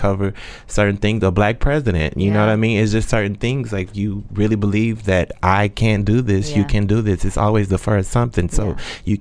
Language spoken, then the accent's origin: English; Texas, United States; moved away as an adult; now in New York, United States; I'm from Texas